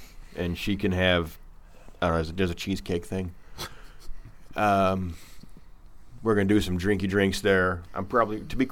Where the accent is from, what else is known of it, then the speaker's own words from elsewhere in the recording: Arkansas, United States; I am from Arkansas